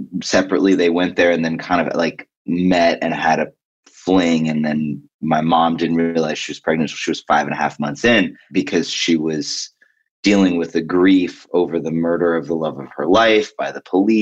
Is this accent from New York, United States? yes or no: yes; New York City, New York, United States; I grew up in New York in like a time that people don't like